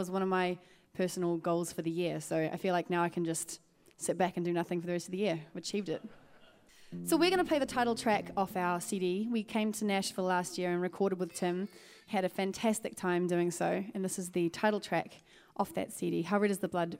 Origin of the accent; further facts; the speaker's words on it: New Zealand; we are from New Zealand, and we've been in the States for a couple of months now, touring and getting to see a lot of the states that we haven't before.